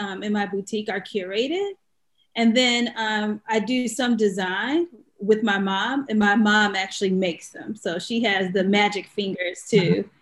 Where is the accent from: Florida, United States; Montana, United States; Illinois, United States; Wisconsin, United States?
Illinois, United States; Chicago; moved away; we were both volunteers at the Chicago Urban League because we're from Chicago